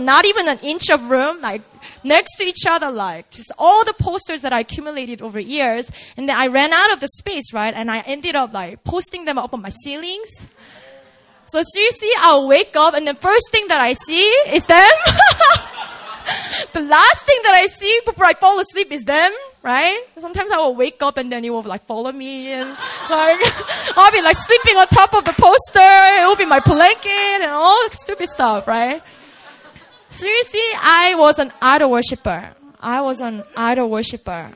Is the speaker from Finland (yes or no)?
no; South Korea; now in United States; I grew up in Korea